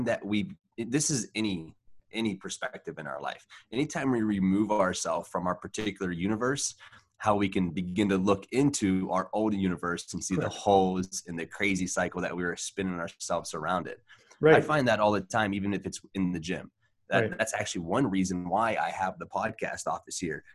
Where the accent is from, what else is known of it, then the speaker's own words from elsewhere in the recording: West Virginia, United States; where I grew up in West Virginia, there was only a few black guys in the entire town